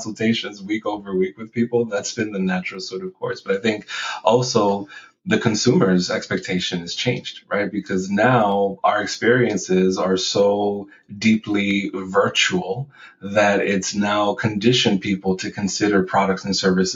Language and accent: English; New York City, New York, United States; also born or lived in Puerto Rico; I was born in Puerto Rico, raised in the Bronx